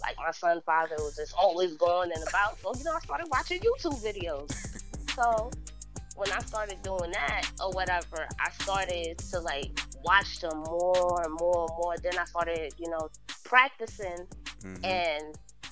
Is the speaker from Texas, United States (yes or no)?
no; New Brunswick, New Jersey, United States; I'm from New Brunswick, New Jersey